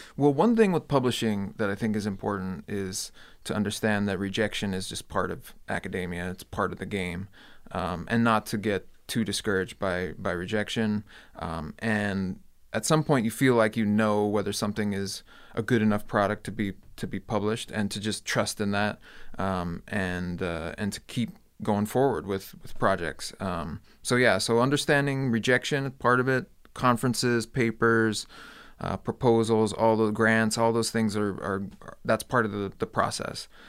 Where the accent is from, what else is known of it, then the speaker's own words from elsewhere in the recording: Hawaii, United States; moved away as an adult; also born or lived in Clemson, South Carolina / Iowa; now in Las Vegas, United States; So I grew up in Hawaii.